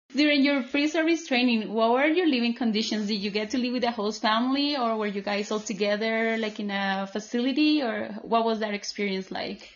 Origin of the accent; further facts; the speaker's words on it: Colombia; moved away; I was coming back home. I, my social group was very, very small here in my home country